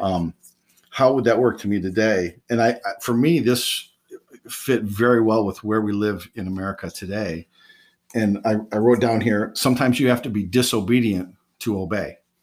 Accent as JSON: {"language": "English", "region": "West Michigan", "country": "United States", "tie": "born or raised there", "said": "I grew up in West Michigan, so I grew up around Christianity completely"}